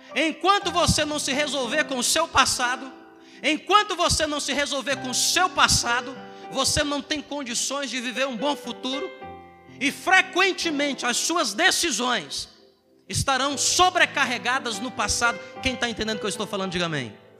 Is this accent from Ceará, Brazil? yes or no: yes; Ceará, Brazil; also born or lived in Southeast Brazil; now in Roraima, Brazil; eu sou do Ceará